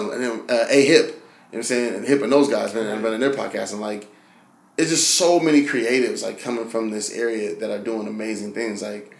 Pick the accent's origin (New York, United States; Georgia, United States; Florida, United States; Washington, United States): Washington, United States; Seattle; because I'm from Seattle.